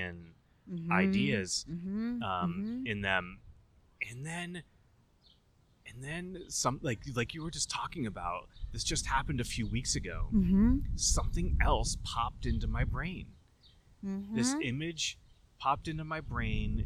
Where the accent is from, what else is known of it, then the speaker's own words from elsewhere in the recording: Keene, New Hampshire, United States; my hometown called Welcome to Keene, New Hampshire